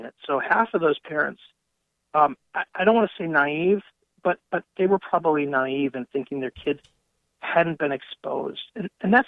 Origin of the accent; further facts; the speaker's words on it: Wisconsin, United States; also born or lived in Colorado; I grew up on a farm, and after sometime my family and I moved from Colorado back to Wisconsin, and we ended up living back on the family farm